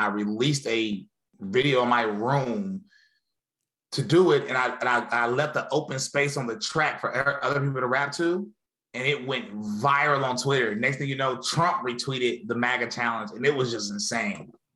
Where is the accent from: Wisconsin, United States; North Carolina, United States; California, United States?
North Carolina, United States; High Point; born or raised there; moved away as an adult; now in Murfreesboro, United States